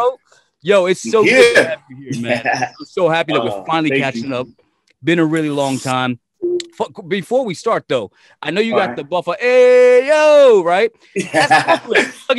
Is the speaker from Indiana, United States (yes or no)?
no; New York City, New York, United States; moved away as an adult; now in Tampa, United States; So I grew up in the Brooklyn Projects, right? So I lived on the 11th floor